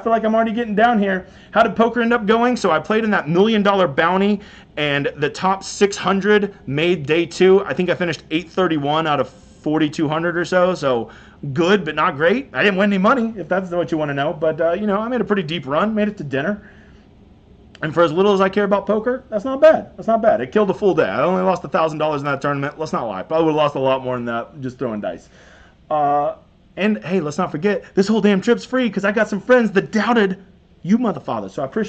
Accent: United States; We're American, man.

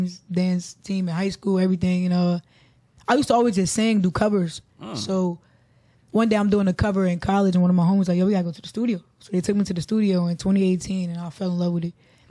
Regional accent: Newark, New Jersey, United States; Newark, New Jersey, y'all. The South Side.

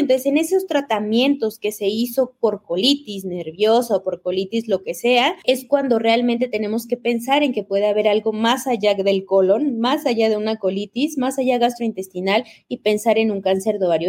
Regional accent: Mexico; now in Ecuador; yo soy mexicana, siempre les digo orgullosamente mexicana viviendo en el Ecuador

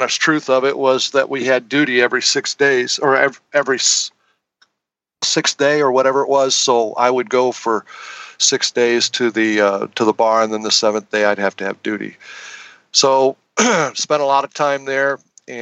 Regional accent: Northwest Indiana, United States; I was raised in Northwest Indiana.

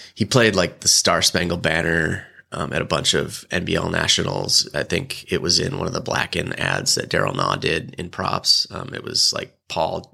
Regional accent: Illinois, United States; moved away as an adult; also born or lived in Bend, Oregon / Huntington Beach, California; now in San Diego, United States; I grew up in Illinois. kind of a small farm town, three thousand people

